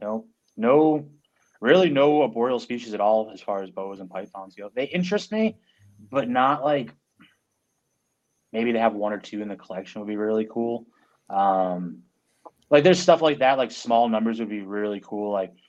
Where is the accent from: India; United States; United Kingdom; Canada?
United States; Massachusetts; moved away; growing up in Massachusetts